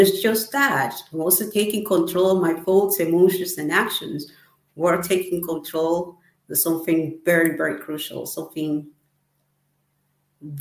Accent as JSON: {"language": "English", "country": "Ecuador", "moved": "as an adult", "lives_now": "United Kingdom", "said": "I'm from Ecuador and I live currently in UK."}